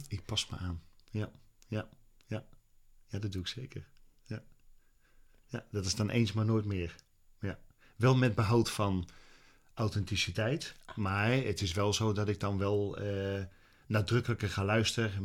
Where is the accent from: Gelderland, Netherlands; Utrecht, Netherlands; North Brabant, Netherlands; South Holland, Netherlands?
Utrecht, Netherlands; ik ben groot geworden in Utrecht